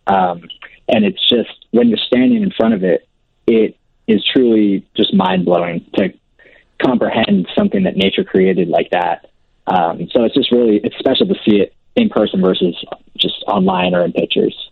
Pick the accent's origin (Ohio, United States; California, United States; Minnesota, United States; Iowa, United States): California, United States; also born or lived in Manhattan, New York; now in New York City, United States; we're originally both from California